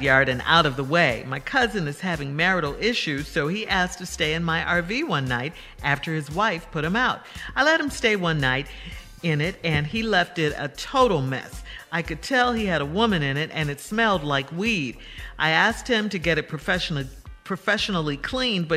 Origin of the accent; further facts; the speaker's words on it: Chicago, Illinois, United States; Chicago, my hometown